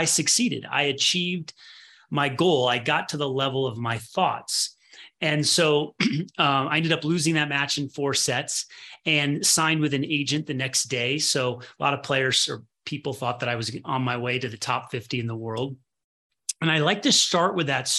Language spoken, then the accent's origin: English; Midwest, United States; I was born in the Midwest